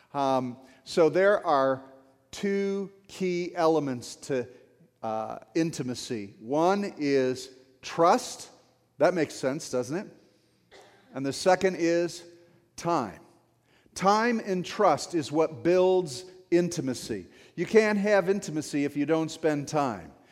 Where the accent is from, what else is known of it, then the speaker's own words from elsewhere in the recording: St. Clair Shores, Michigan, United States; I grew up in Saint Clair Shores, hockey town, right?